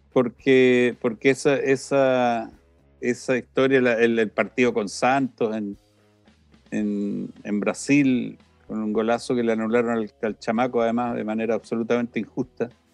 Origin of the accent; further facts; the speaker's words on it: Santiago, Santiago Metropolitan Region, Chile; moved away as an adult; also born or lived in Temuco, Chile / Italy; nací, en Temuco, muy niño nos trasladamos a Santiago